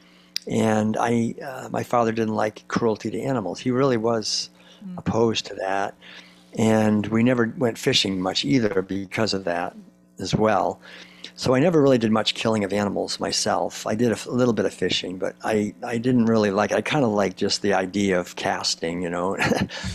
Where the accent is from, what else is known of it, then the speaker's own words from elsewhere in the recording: Concord, Massachusetts, United States; I grew up in Concord, Massachusetts back in the 1950s